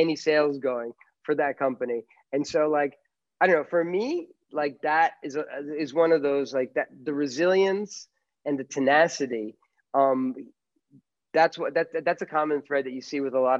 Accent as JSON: {"language": "English", "region": "New York", "country": "United States", "tie": "born or raised there", "moved": "yes", "said": "I was born in New York"}